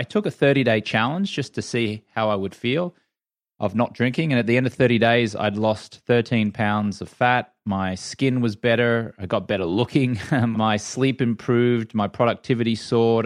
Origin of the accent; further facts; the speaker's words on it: Brisbane, Queensland, Australia; moved away as an adult; also born or lived in London; now in United States; I grew up in Brisbane, Australia